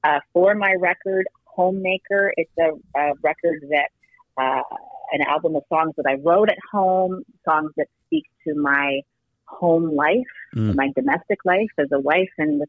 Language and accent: English; Toronto, Ontario, Canada; moved away as an adult; also born or lived in Halifax, Canada; now in Vancouver, Canada; I was born and raised in Toronto